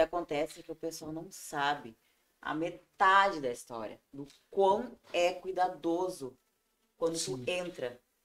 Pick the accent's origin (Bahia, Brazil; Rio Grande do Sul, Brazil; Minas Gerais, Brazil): Rio Grande do Sul, Brazil; Ivorá; accent: colono; moved away as an adult; now in Tramandaí, Brazil; em Ivorá, na minha terra natal